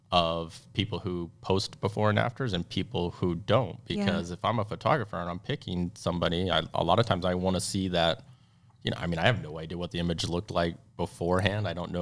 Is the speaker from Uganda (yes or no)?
no; Texas, United States; I'm from Texas, y'all